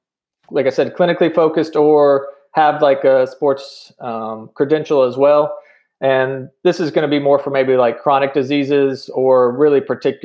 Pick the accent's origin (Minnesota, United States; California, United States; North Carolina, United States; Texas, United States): North Carolina, United States; moved away as an adult; now in New Mexico, United States; So I'm mostly from North Carolina. My dad was military and he retired, ended up retiring in Fayetteville, Fort Bragg area.